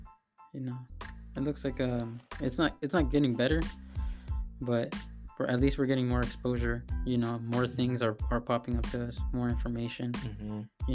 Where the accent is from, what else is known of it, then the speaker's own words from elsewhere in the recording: San Diego, California, United States; I grew up around City Heights, Mid City, you know, North Park, City Heights area